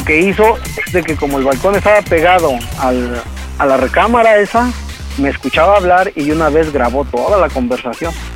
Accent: Toluca, State of Mexico, Mexico; moved away; Nosotros somos de Toluca

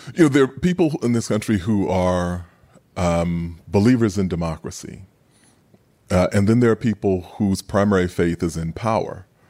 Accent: New York City, New York, United States; growing up in Queens

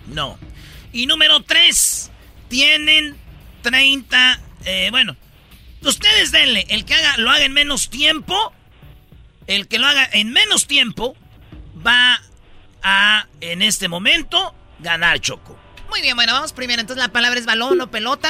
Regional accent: Jiquilpan, Michoacán, Mexico; now in Los Angeles, United States; cerquita de mi pueblo, Jiquilpan

